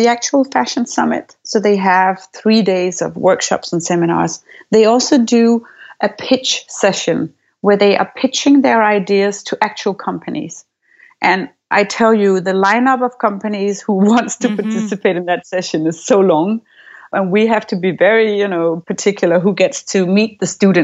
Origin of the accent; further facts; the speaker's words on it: Aarhus, Central Denmark Region, Denmark; I grew up in Aarhus. It's the second largest city of Denmark